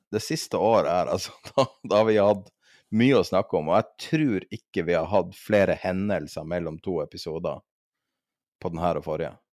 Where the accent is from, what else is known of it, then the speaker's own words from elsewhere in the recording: Norway; som en nordmann